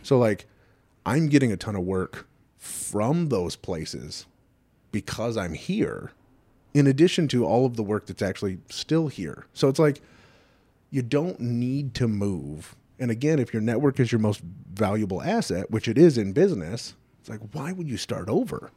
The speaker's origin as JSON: {"language": "English", "region": "Southern California", "country": "United States", "tie": "born or raised there", "also_born_or_lived": "Detroit area", "moved": "as an adult", "lives_now": "Detroit, United States", "said": "I grew up in Southern California"}